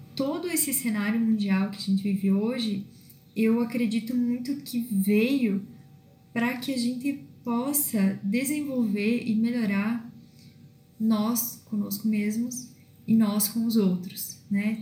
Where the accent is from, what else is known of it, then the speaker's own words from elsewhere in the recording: Viadutos, Rio Grande do Sul, Brazil; now in Erechim, Brazil; sou natural de Viadutos uma cidade pequena é, aqui no norte do Rio Grande do Sul